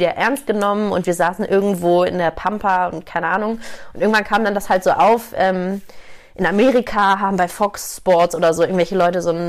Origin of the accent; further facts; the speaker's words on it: Hamburg, Germany; born there; moved away as an adult; now in Munich, Germany; 29 Jahre, gebürtige Hamburgerin, seit zehn Jahren jetzt aber schon in München.